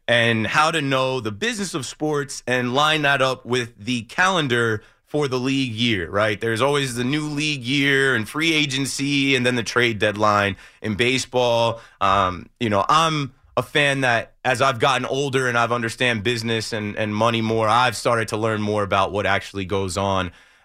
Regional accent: New Jersey, United States; And I'm from New Jersey.

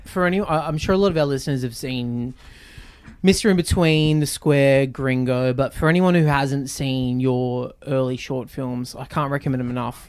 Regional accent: Newcastle, New South Wales, Australia; I grew up in Newcastle.

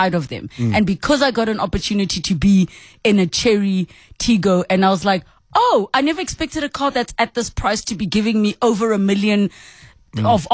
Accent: South Africa; we come from South Africa

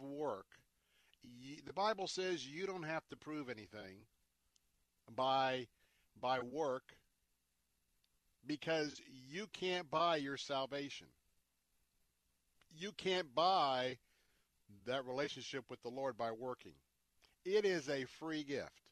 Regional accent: United States; us as American Christians

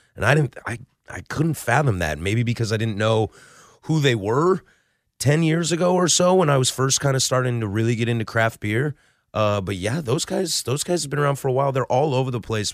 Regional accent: Vancouver, Washington, United States; now in Portland, United States; I am kind of born and raised in the Pacific Northwest. I grew up in Vancouver, went away to Wazoo

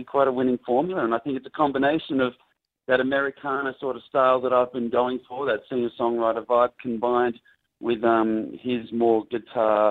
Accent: Australia; moved away as an adult; now in Los Angeles, United States; being Australian

